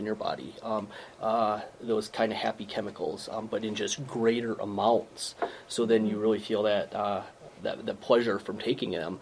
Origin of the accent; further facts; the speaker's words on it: Winnebago, Minnesota, United States; also born or lived in Des Moines, Iowa; now in Fairmont, United States; I grew up in Winnebago and graduated from Blue Earth area for high school